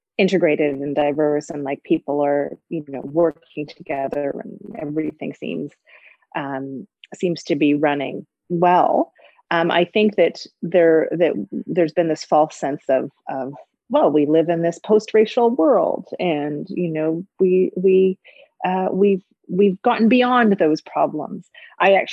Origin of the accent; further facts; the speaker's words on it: Toronto, Ontario, Canada; Growing up in the city of Toronto as a mixed race woman, a girl and then woman